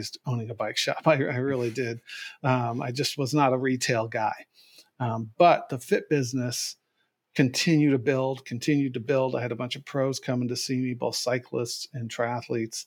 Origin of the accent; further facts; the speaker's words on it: United States; also born or lived in San Diego, California / Irvine, California; as an American with who didn't speak the language